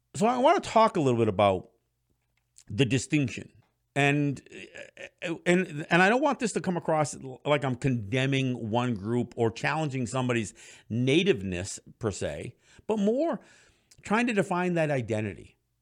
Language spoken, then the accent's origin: English; Kahnawake, Quebec, Canada; my generation, especially from Ganawage and some of the other Mohawk territories, doesn't speak the language